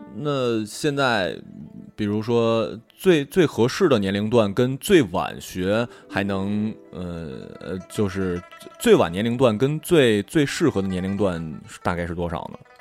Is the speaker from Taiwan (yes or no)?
no; China; 大部分都是中国人